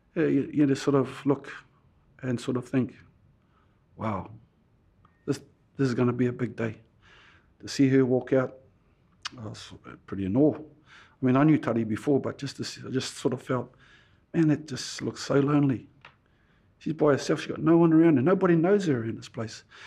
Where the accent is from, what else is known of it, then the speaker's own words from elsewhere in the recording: Rotorua, Bay of Plenty, New Zealand; also born or lived in Tokoroa; From Rotorua. I was born in Tokorua. Uh, went back to my mum's, uh, papakainga, Nongota, where I live now